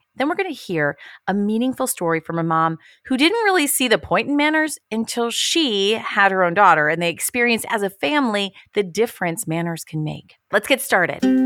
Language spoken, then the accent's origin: English; Ohio, United States; I grew up in Ohio